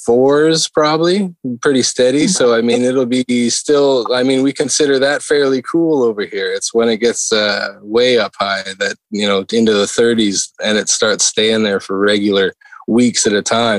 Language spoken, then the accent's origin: English; Western Canada, Canada; If people that are out here on the East will tell you the truth like I will, because I came from the West side of Canada, but that's the reality.